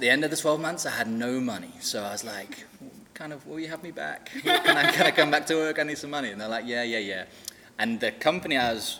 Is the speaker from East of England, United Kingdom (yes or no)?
no; London, United Kingdom; Not quite, not quite, no. So I'm from England.